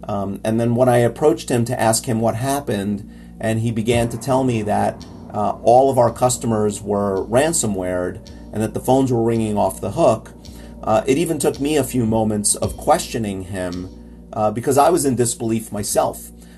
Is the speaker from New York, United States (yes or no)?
yes; New York, United States; as a New Yorker, as someone who lives in the Northeast, we kind of have some rough winters